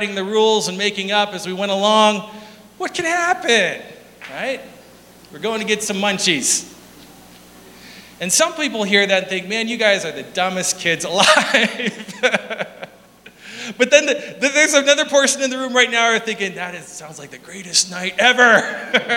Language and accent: English; South Dakota, United States; We're from South Dakota.